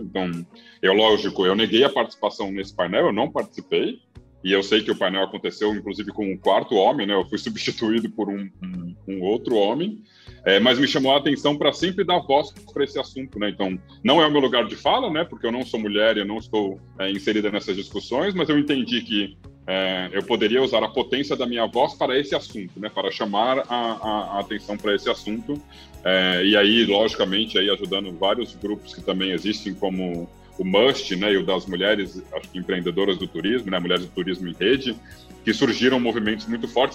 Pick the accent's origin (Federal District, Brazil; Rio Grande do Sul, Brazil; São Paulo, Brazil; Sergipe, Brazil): Federal District, Brazil; Brasília; moved away; also born or lived in Rio de Janeiro / Florianópolis / Amazon / Northeast Brazil; eu sou nascido e criado em Brasília